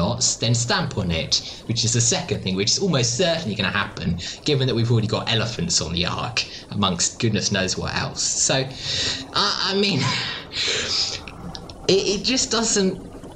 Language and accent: English; Australia; I come from Australia